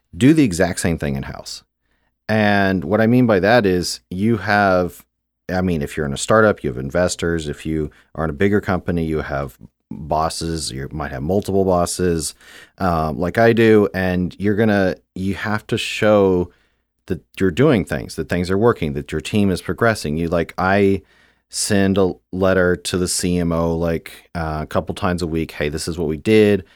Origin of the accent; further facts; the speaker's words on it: Houston, Texas, United States; moved away as an adult; also born or lived in Beijing / Shanghai / Hong Kong / Japan; Growing up in Houston